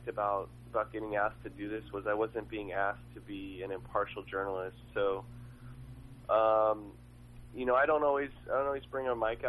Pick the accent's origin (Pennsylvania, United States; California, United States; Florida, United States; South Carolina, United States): California, United States; Long Beach; I grew up in Long Beach